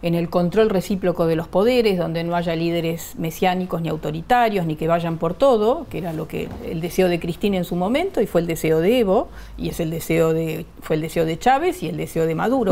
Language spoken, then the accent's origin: Spanish; Argentina; also born or lived in Bolivia; yo soy ciudadana argentina, pero ah, nací en Bolivia. Eh, mi familia, mis, padres, los dos eran bolivianos. Llegamos en el año 62, yo tenía cuatro años